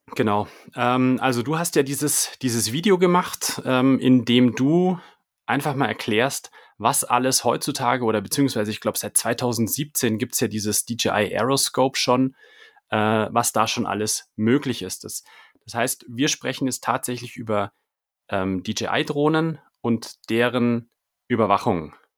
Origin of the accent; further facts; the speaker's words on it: Munich, Bavaria, Germany; ich komme ja aus München